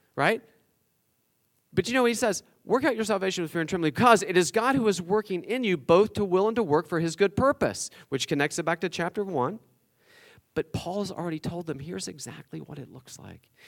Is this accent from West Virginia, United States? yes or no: yes; West Virginia, United States; I'm from West Virginia